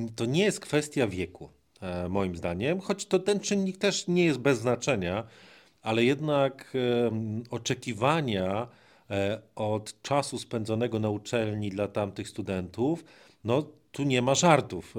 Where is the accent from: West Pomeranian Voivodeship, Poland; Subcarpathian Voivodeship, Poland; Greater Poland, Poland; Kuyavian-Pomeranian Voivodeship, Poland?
Greater Poland, Poland; pochodzi tak jak ja z Wielkopolski.